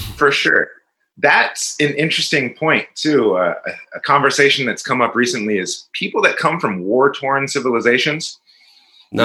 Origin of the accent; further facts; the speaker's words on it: Richmond, California, United States; I'm from Richmond, California, not the nicest place, and uh, I was surrounded by a lot of angry, violent people